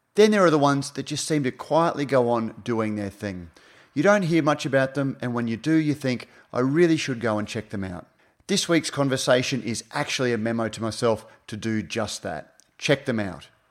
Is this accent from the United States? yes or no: no; Queensland, Australia; as a Queenslander, as somebody who sort of has grown up and watched the emergence of craft beer in southeast Queensland